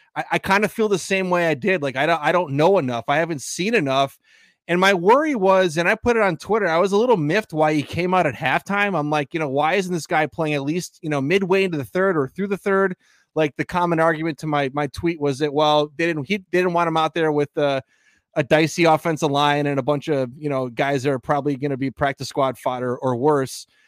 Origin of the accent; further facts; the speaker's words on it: Green Bay, Wisconsin, United States; Sanjay and I grew up in Green Bay